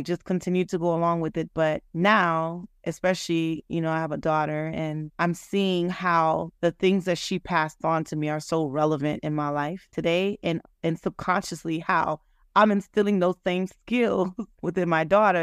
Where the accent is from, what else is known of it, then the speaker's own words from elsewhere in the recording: United States; growing up Haitian, American, I was born in America, but my parents obviously were born in Haiti